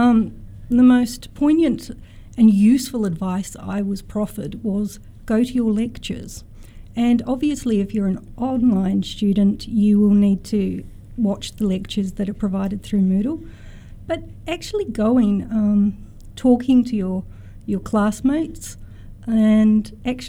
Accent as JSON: {"language": "English", "country": "New Zealand", "moved": "yes", "lives_now": "Australia", "said": "I'm originally a New Zealander"}